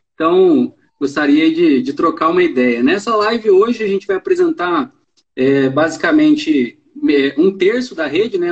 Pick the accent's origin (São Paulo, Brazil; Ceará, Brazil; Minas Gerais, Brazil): São Paulo, Brazil; Tambaú; now in Ribeirão Preto, Brazil; Eu sou da cidade de Tambaú, que é aqui perto